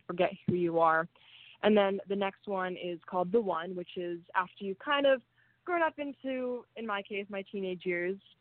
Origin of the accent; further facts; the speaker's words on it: Huntington Beach, California, United States; my hometown in Huntington Beach